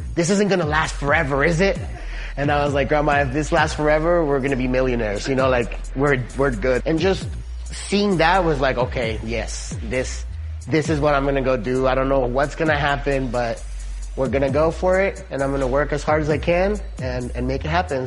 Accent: Mexico; now in California, United States; growing up in Mexico

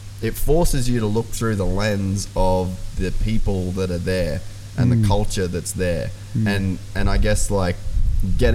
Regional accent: Cape York, Queensland, Australia; growing up in Cape York

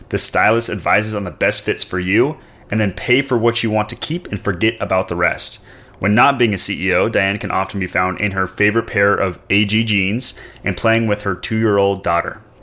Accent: Portland, Oregon, United States; Well, I'm from Portland, so.

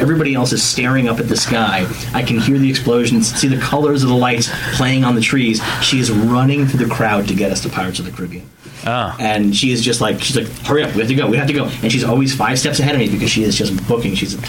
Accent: New York City, New York, United States; I'm from New York City.

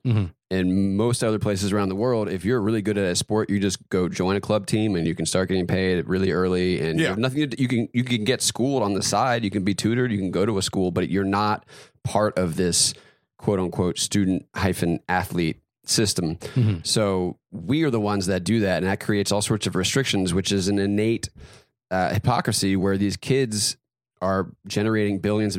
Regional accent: North Carolina, United States; I grew up in North Carolina, big mm-hmm. basketball state.

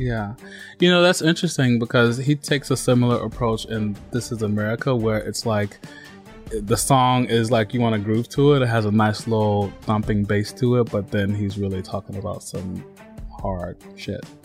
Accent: Mississippi, United States; I grew up in Mississippi

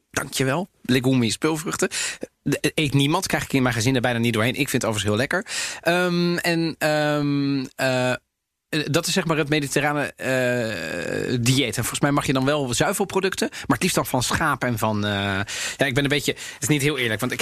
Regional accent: Amsterdam, North Holland, Netherlands; also born or lived in Italy; waar kom jij vandaan? zei ik Amsterdam

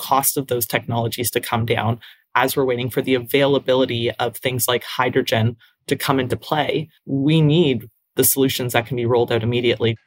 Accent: Hamilton, Ontario, Canada; I'm from Hamilton in Canada, in Ontario. It's a big steel town

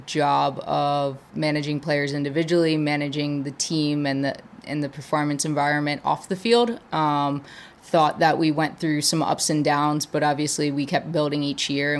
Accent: Maryland, United States; moved away; also born or lived in Wisconsin; I grew up in Maryland, so I had some East Coast connections.

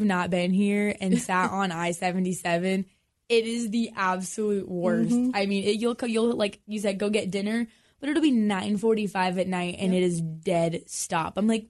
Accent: West Coast, United States; I'm from the West Coast

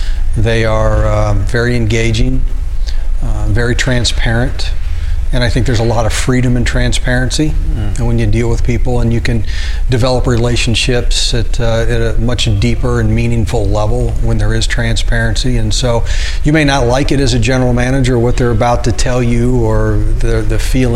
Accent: Wichita, Kansas, United States; born there; I was born in Wichita and moved all over, but my parents were all grew up in western Kansas

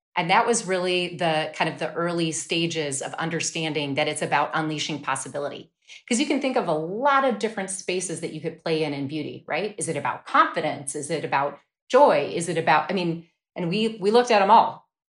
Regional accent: Wisconsin, United States; I grew up in Wisconsin.

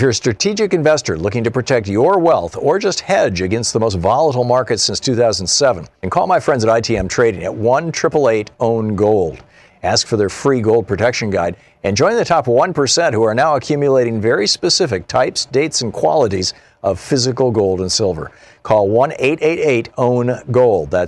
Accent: United States; Julio, I am not a Venezuelan. I'm an American

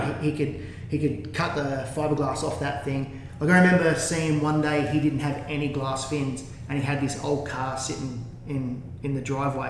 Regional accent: Gerringong, New South Wales, Australia; moved away as an adult; it was a great life growing up in Gerringong. Like at the time, I think there was only 500 people in the town, maybe 400 people in the town.

